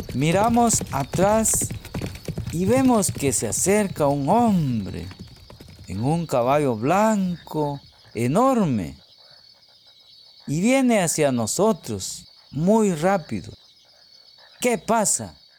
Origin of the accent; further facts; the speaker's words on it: Guatemala; soy de Guatemala